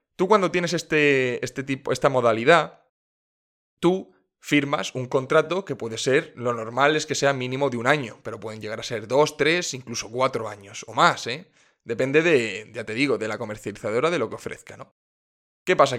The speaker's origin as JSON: {"language": "Spanish", "region": "Region of Murcia", "country": "Spain", "said": "En mi tierra, en Murcia"}